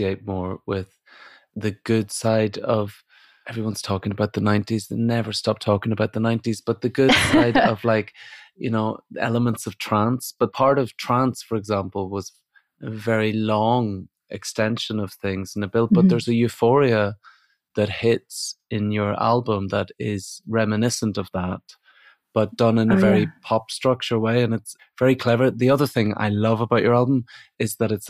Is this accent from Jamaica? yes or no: no; Northern Ireland, United Kingdom; now in England; I grew up in Northern Ireland